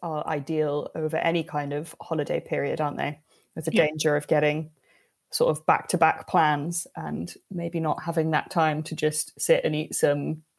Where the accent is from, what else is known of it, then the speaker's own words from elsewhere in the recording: Swansea, Wales, United Kingdom; I grew up in the south of Wales, in case people don't know. I'm from Wales, from Swansea